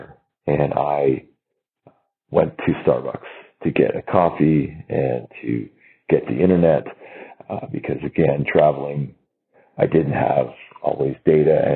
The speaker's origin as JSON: {"language": "English", "country": "Canada", "said": "I'm from Canada"}